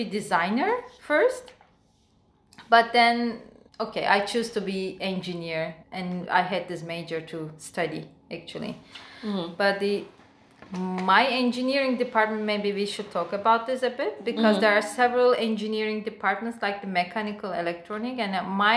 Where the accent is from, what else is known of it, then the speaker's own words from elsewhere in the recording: Turkey; English is a second language; moved away as an adult; now in Shanghai, China; My hometown is so close to Istanbul